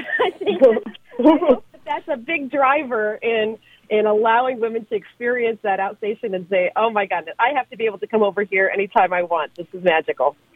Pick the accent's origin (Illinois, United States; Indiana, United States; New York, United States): Illinois, United States; central; moved away; also born or lived in Chicago; I grew up in the Midwest and central Illinois where there's a lot more corn than there is ocean